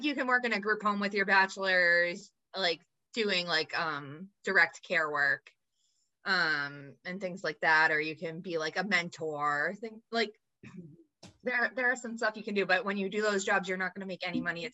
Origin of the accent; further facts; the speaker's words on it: United States; I grew up in the United States of America, where we are super focused on what we look like